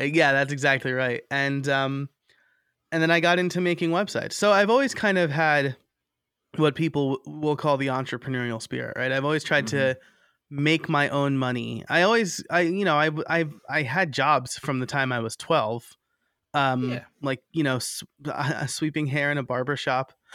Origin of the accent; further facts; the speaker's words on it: New York, United States; moved away as an adult; also born or lived in Scranton, Pennsylvania / Lehigh Valley, Pennsylvania; now in Philadelphia, United States; I'm originally from New York.